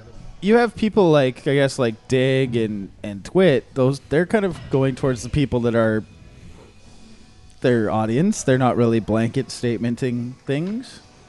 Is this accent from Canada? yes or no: yes; Canada; I'm Canadian, so I don't get any of this, which kind of makes me sad.